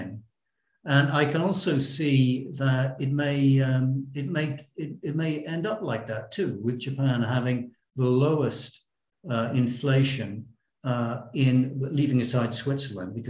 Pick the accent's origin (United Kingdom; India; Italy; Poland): United Kingdom; moved away; we in the UK, we're both British